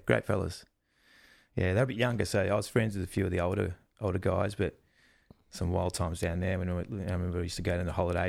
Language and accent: English; Melbourne, Victoria, Australia; I grew up in Melbourne